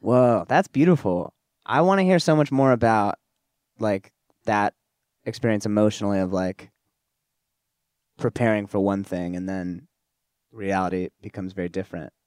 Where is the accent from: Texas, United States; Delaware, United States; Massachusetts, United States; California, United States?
California, United States; Orange County; moved away as an adult; now in Los Angeles, United States; I moved from Orange County up to L A, for college, like, my family moved as well